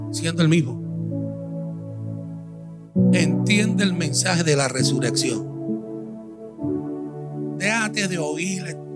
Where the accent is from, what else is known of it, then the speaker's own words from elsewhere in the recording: Puerto Rico; moved away; Hace un año y algo y pico que estoy aquí en Honrando me vine de Puerto Rico